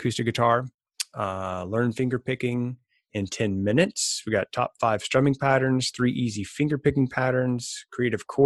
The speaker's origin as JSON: {"language": "English", "region": "Mississippi", "country": "United States", "said": "I'm from Mississippi"}